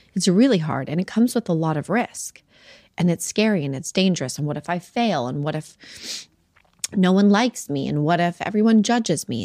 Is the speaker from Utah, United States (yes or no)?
yes; Salt Lake City, Utah, United States; I grew up in Salt Lake City, Utah